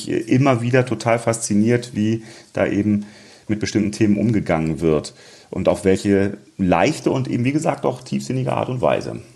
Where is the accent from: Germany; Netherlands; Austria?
Germany; Rhineland; also born or lived in Munich; als Rheinländer